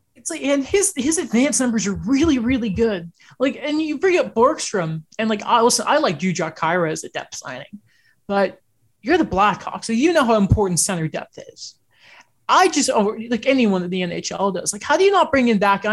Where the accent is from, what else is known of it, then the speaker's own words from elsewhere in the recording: Orangeville, Ontario, Canada; I grew up right outside of Orangeville